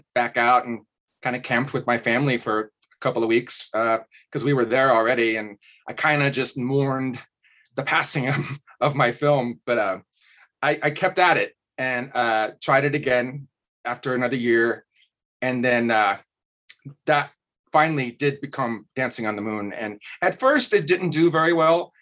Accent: Kansas, United States; I'm from Kansas

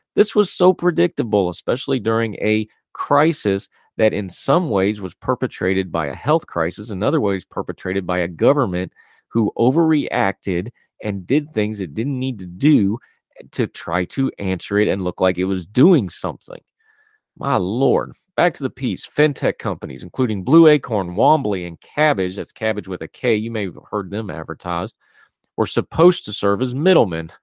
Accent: West Virginia, United States; I'm from West Virginia. I'm, I'm proud to be from West Virginia. I love the state of West Virginia, but my beloved home state has problems

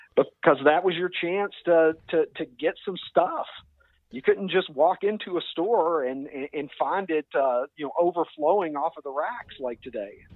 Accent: Kentucky, United States; accent: drawl; moved away as an adult; now in Chicago, United States; I was I was born and raised in Kentucky

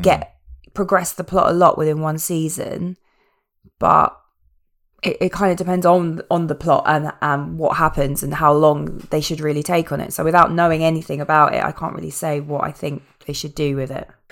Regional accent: England, United Kingdom; Yeah, we are English.

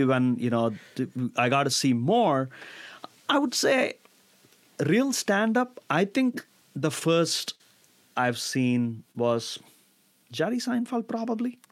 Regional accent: India; moved away as an adult; now in United States; Growing up in India

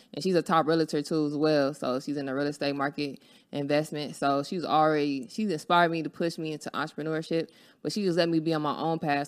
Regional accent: Los Angeles, California, United States; I'm from Los Angeles, California. I grew up on, you know, Florence and um, Van, Vaness

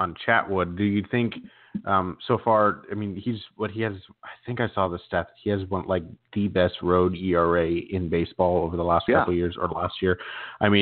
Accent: Modesto, California, United States; I grew up in Modesto

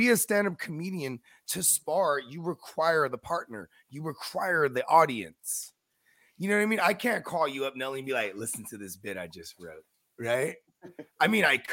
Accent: San Francisco Bay Area, California, United States; I'm from the Bay Area.

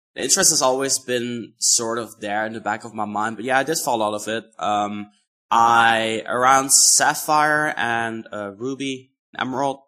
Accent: Netherlands; I'm from the Netherlands.

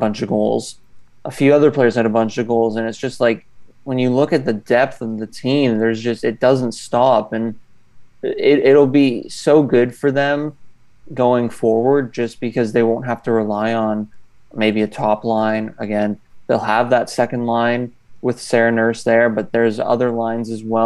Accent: Canada; I'm from Canada

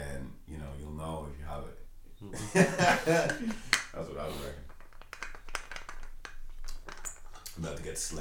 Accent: Dublin, Leinster, Ireland; I'm from Ballymun

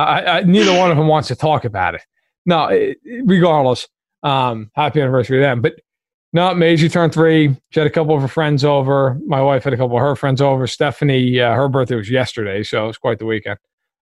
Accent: New York, United States; As a New Yorker, I cannot stand that team.

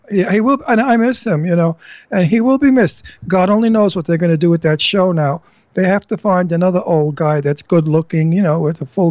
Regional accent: New York, United States; accent: New York; moved away; I grew up with them in New York

